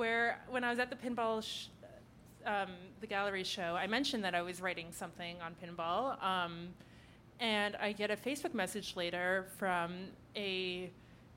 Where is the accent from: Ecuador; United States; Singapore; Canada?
Canada; Ottawa, Ontario; now in Toronto, Canada; I'm from Ottawa